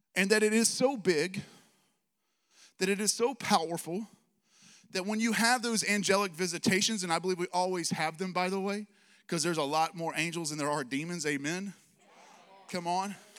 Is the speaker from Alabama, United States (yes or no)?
yes; Alabama, United States; I'm from Alabama